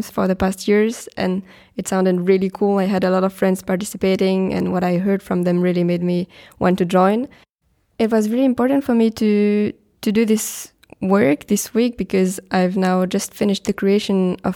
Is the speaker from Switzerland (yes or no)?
yes; Switzerland; I'm coming from Switzerland.